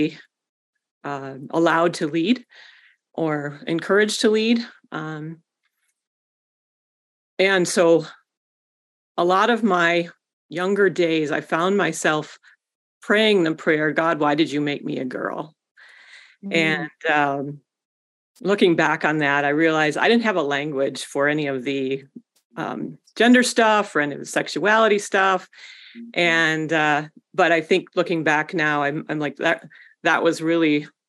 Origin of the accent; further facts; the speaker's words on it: West Michigan, United States; I grew up in West Michigan